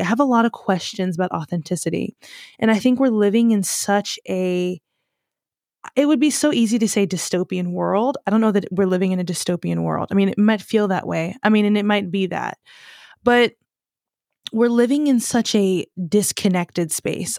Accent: United States; growing up as an American

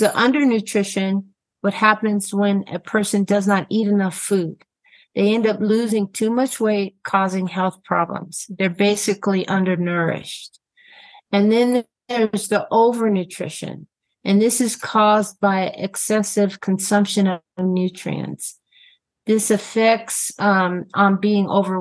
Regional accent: California, United States; now in New Mexico, United States; I'm originally from California

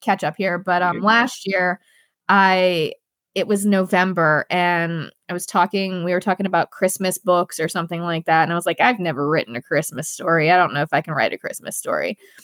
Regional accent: Pittsburgh, Pennsylvania, United States; in the Steel City, which is in Pittsburgh, my hometown.

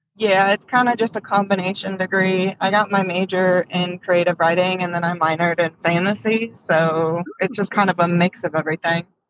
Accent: Washington, United States; now in Texas, United States; I was born and raised in Washington

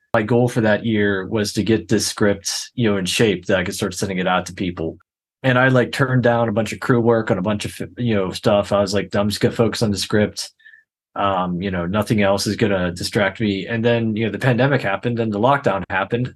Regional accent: Pittsburgh, Pennsylvania, United States; I grew up here in the Pittsburgh area.

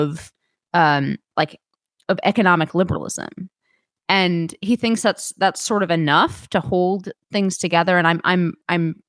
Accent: Bay Area, California, United States; I was born in the Bay Area

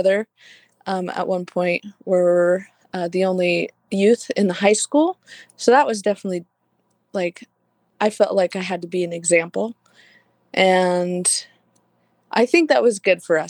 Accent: Oakridge, Oregon, United States; I've lived in Oakridge basically most of my life, except for whenever I went over to college and whenever I was my mission.

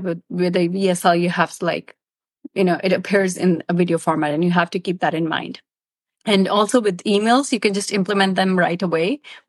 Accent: Pakistan; I'm from Pakistan

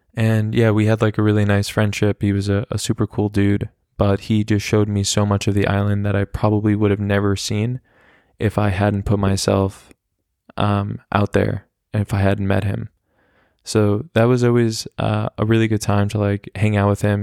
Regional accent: United States; I'm American

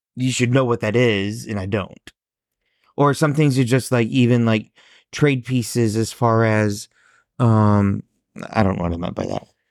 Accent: Warsaw, Indiana, United States; me growing up in a small Midwestern town

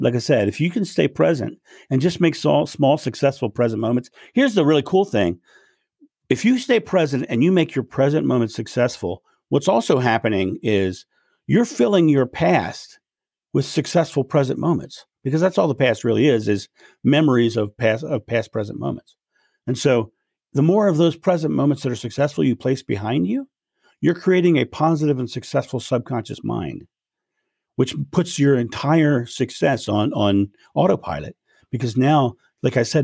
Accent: United States; I'm American

